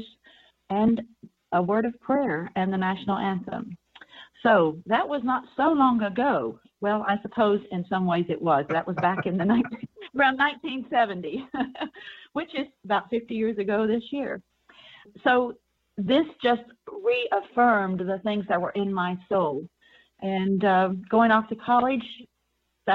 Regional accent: West Virginia, United States; I grew up in West Virginia.

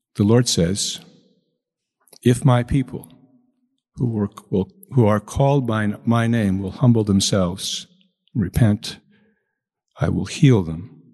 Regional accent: Chicago, Illinois, United States; I come from Chicago. In Chicago, we use the Irish word wake

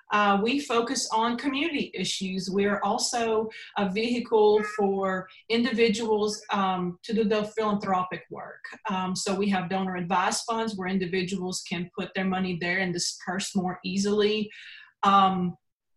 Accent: Belmont, Mississippi, United States; also born or lived in Riga, Latvia; now in Tupelo, United States; I grew up in Tishomingo County in Mississippi, Belmont.

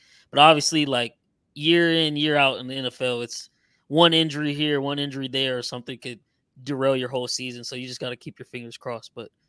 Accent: Texas, United States; I'm not from Missouri. I'm from Texas.

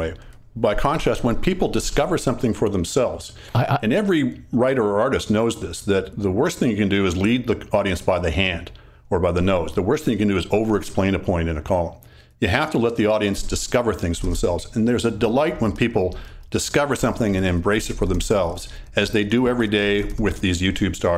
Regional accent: Canada

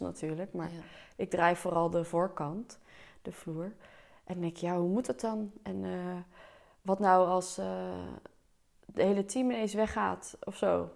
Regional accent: Delft, South Holland, Netherlands; ik kom dus uit Delft, dus ik heb hier ook op de middelbare school gezeten

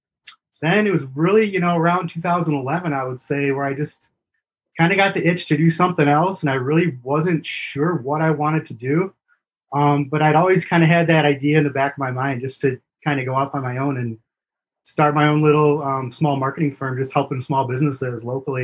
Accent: Grand Rapids, Michigan, United States; I actually moved back to Grand Rapids, which is where I grew up

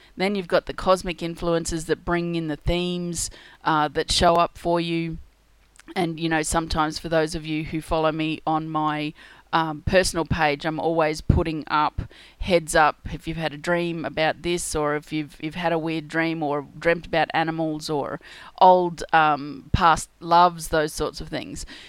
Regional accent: Australia; being Australian, we have a lot of crocodiles

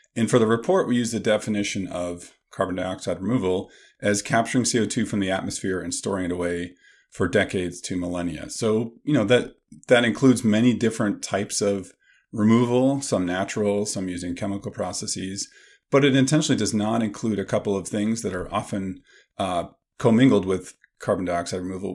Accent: Canada; now in Madison, United States; I grew up in Canada

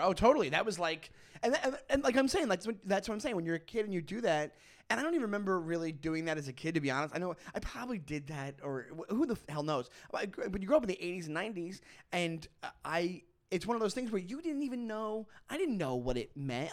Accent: Long Island, New York, United States; moved away as an adult; now in Brooklyn, United States; I grew up in Long Island, and I grew up a half hour from New York City

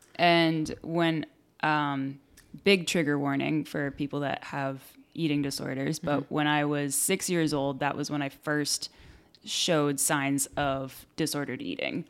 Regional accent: Exeter, New Hampshire, United States; also born or lived in Sacramento, California / Worcester, Massachusetts; now in California, United States; my whole childhood, I was in Exeter

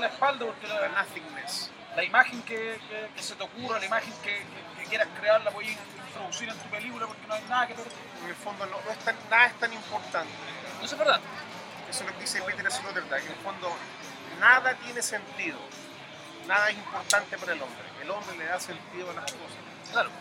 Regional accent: Chile

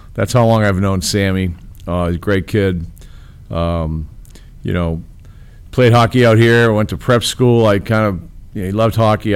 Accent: Boston, Massachusetts, United States; moved away as an adult; now in Chicago, United States; I grew up in Boston, in, in this in the little part of Boston called Charlestown

